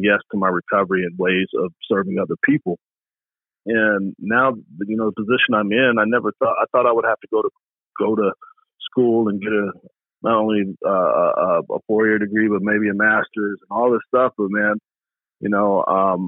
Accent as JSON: {"language": "English", "town": "Portland", "region": "Oregon", "country": "United States", "tie": "born or raised there", "also_born_or_lived": "Birmingham, Alabama", "moved": "yes", "lives_now": "Alaska, United States", "said": "raised in Portland, Oregon"}